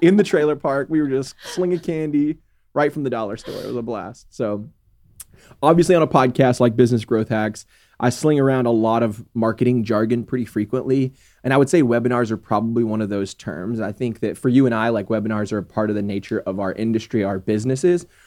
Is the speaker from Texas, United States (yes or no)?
yes; Texas, United States; never left Texas, like, never left my hometown